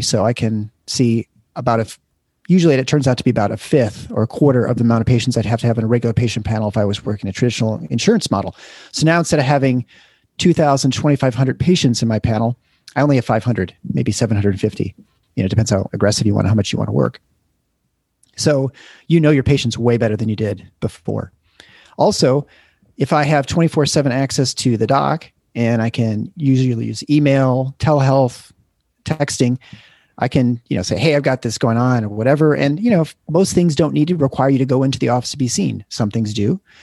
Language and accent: English; Lansing, Michigan, United States; also born or lived in Iowa City, Iowa; now in Grand Rapids, United States; I grew up in Lansing area